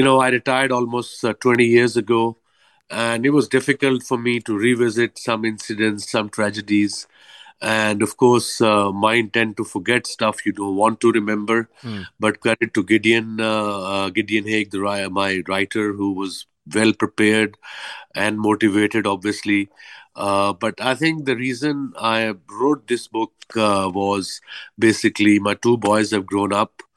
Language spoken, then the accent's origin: English; Lahore, Punjab, Pakistan; moved away as an adult; now in Karachi, Pakistan; I'm from Lahore, but I moved to Karachi 12 years ago.